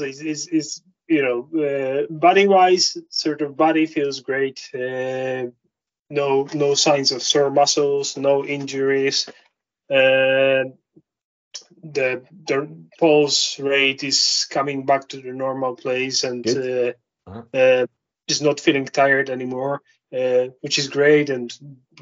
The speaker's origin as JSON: {"language": "English", "country": "Poland", "also_born_or_lived": "London / Bridlington / Lake District", "moved": "as an adult", "lives_now": "Scottish Highlands, United Kingdom", "said": "I'm Polish, obviously, as you can guess by my accent and my surname"}